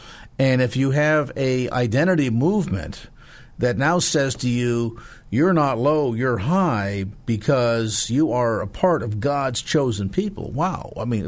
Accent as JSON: {"language": "English", "town": "South San Francisco", "region": "California", "country": "United States", "tie": "born or raised there", "said": "my hometown of South San Francisco."}